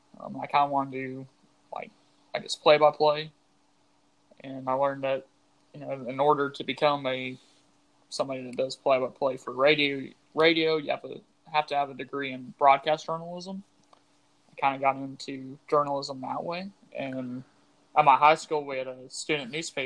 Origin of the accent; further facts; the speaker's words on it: Northwest Arkansas, United States; I grew up in Northwest Arkansas.